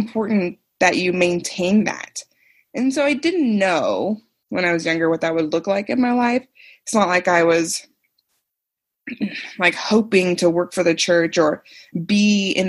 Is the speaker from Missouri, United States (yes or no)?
yes; Independence, Missouri, United States; born or raised there